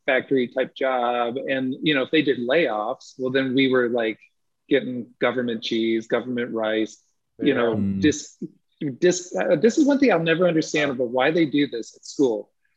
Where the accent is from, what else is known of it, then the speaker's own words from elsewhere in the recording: Clinton, United States; moved away; I'm from Clinton.